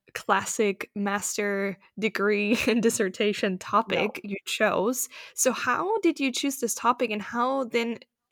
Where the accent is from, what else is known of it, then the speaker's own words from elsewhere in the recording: Germany; everybody knows that I grew up in Germany